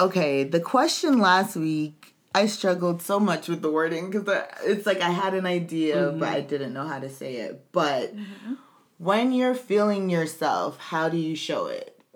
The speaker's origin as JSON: {"language": "English", "country": "United States", "said": "being an American but being born to foreign parents, to Caribbean parents"}